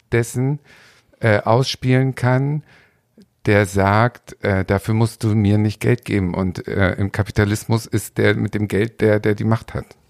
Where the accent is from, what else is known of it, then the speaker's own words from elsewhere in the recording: Hamburg, Germany; now in Berlin, Germany; ich bin in der Stadt groß geworden, in Hamburg